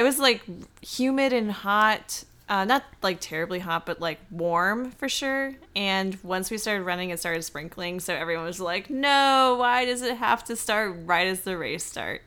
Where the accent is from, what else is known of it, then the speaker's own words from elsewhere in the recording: the South, United States; I'm from the South